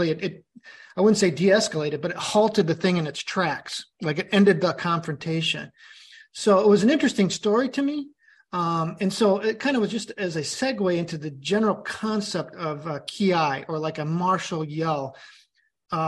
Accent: Chicago, Illinois, United States; being a Chicagoan

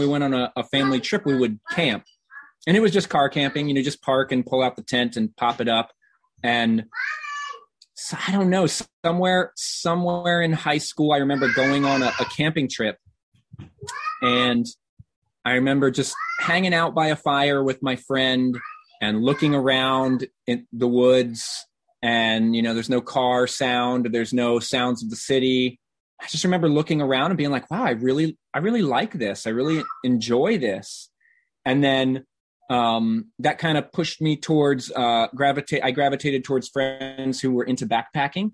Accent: Norfolk, Virginia, United States; now in Chicago, United States; I grew up in Virginia, in Southern Virginia, in Norfolk.

